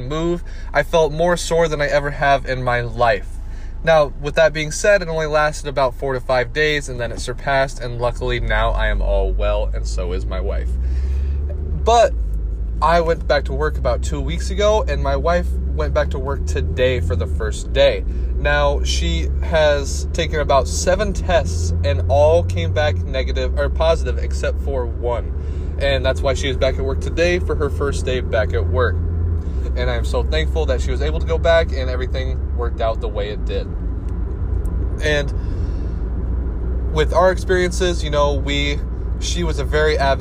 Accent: Iowa, United States; moved away as an adult; now in Florida, United States; Growing up in Iowa

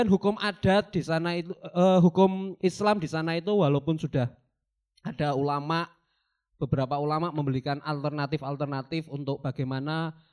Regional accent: Tasikmalaya, West Java, Indonesia; Saya dari Tasikmalaya.

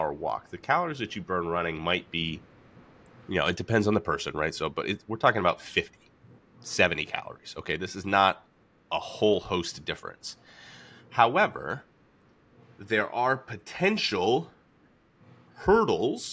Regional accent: Atlanta, Georgia, United States; moved away; I grew up in Atlanta, so I didn't play candlepin until I came up here

